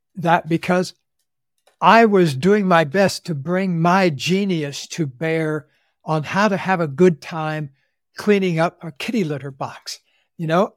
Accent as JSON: {"language": "English", "region": "Central Florida", "country": "United States", "tie": "born or raised there", "said": "I grew up in the Deep South in Central Florida"}